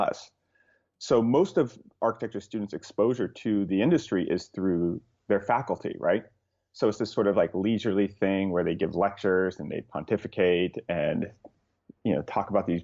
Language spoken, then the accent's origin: English; Southern California, United States; So I grew up in Southern California